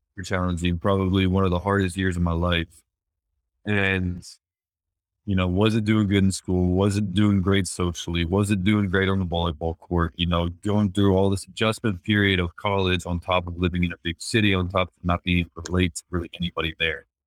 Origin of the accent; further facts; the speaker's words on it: Chambersburg, Pennsylvania, United States; moved away as an adult; also born or lived in Los Angeles; I was born and raised in Chambersburg, Pennsylvania, a small town on the East Coast